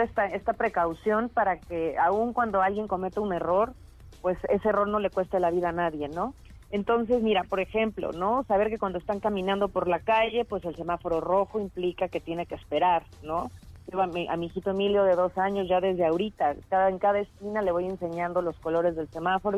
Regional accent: Mexico; ser mexicano

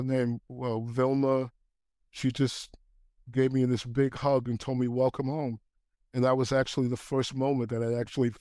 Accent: New York City, New York, United States; also born or lived in Queens; I was born in Queens, raised in Manhattan.

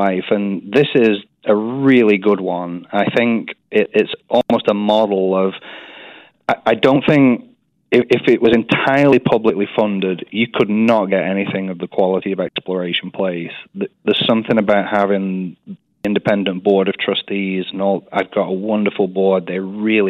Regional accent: Burnley, North West England, United Kingdom; accent: English; moved away as an adult; also born or lived in Scotland / Oshkosh, Wisconsin / San Diego, California; now in Wichita, United States; in a town called Burnley. It's up in northern England. No one's ever heard of it unless they follow soccer. But it's near Manchester. So I was born and raised there

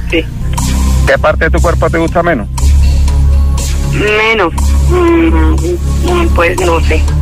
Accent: Bolivia; Eh, mm, morena, em, soy de Bolivia. Em, eh, bajita un poco.

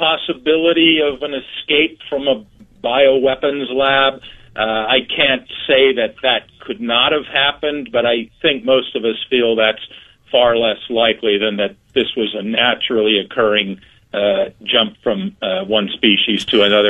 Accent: Brunswick, Ohio, United States; moved away; also born or lived in Nebraska; I grew up in Brunswick and did my undergraduate work and medical school at Ohio

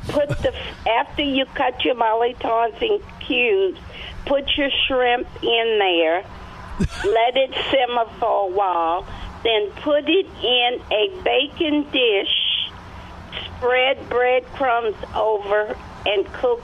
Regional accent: Eunice, Louisiana, United States; accent: Louisiana; moved away as an adult; now in San Antonio, United States; I'm from Louisiana, and we call them vegetable pears.

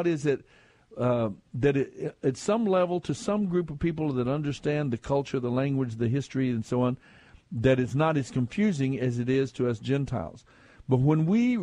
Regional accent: Texas, United States; We are from Texas, folks. We wrestle down here

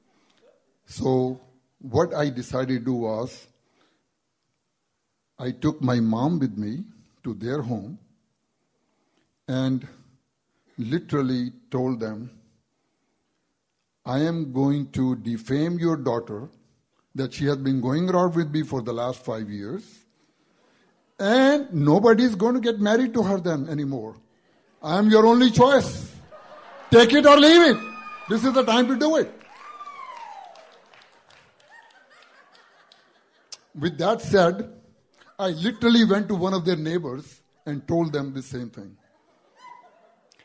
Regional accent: India; English is a second language; moved away as an adult; I'm from India. I've been here since 1972. Back in India, before I came here

